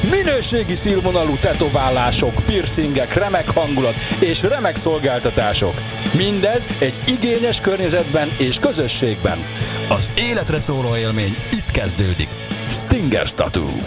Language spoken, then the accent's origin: Hungarian; Dunaújváros, Fejér, Hungary; Dunaújvárosi vagyok.